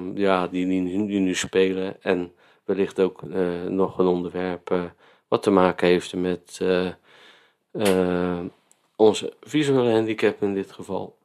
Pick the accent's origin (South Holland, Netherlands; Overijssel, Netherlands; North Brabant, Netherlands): South Holland, Netherlands; Vlaardingen; now in Spijkenisse, Netherlands; wij wonen in Spijkenisse en ik kom uit Vlaardingen